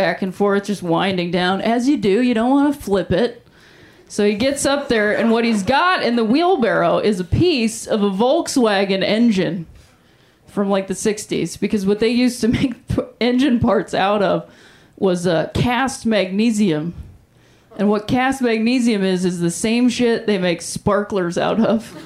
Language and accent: English; Ohio, United States; now in Los Angeles, United States; I am from Ohio